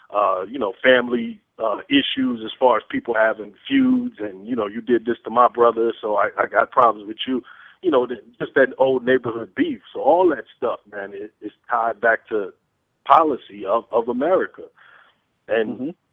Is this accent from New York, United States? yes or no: no; Peoria, Illinois, United States; now in Atlanta, United States; I'm from Peoria, Illinois